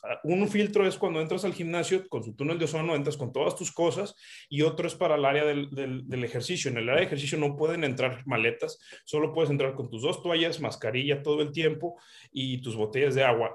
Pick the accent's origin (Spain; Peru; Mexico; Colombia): Mexico; somos mexicanos